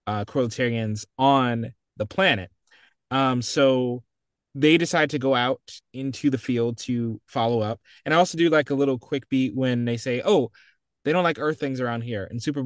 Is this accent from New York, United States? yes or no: no; California, United States; I'm from California.